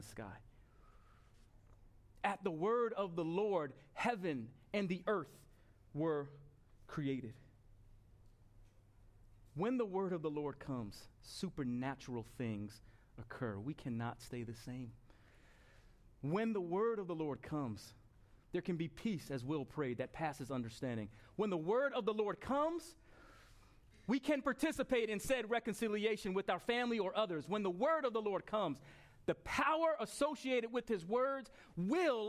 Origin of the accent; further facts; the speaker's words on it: Long Island, New York, United States; moved away; We were in Long Island a week and a half ago, my hometown